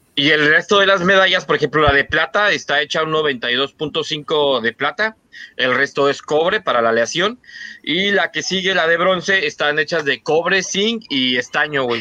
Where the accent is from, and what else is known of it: Mexico